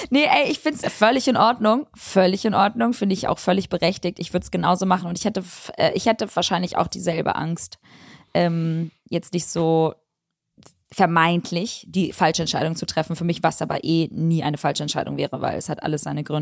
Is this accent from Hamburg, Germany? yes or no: yes; Hamburg, Germany; also tatsächlich bin ich aus Hamburg.